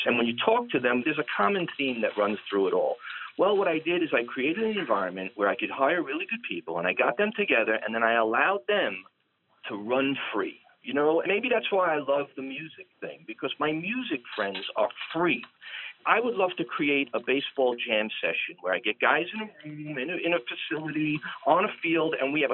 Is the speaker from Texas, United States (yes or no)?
no; New York City, New York, United States; I'm from Brooklyn